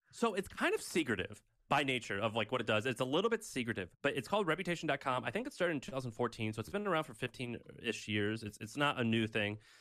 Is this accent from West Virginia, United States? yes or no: no; Missouri, United States; moved away; my hometown of Missouri